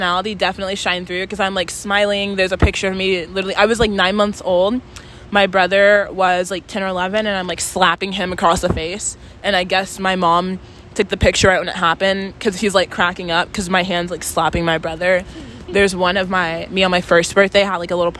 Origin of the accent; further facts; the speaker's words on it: Texas, United States; moved away; I'm also Southern. So I'm from Texas